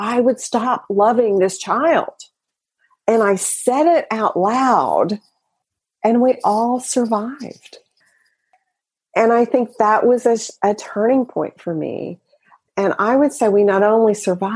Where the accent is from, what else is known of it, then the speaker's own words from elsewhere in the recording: the South, United States; I grew up in the South